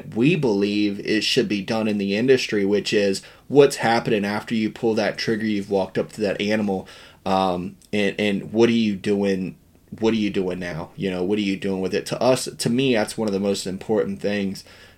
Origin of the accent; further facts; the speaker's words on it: West Virginia, United States; we grew up real poor in Western Virginia